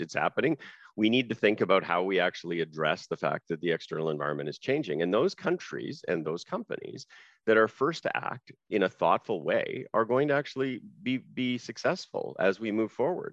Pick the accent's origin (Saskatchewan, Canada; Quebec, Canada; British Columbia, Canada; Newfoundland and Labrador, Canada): Saskatchewan, Canada; I grew up in Saskatchewan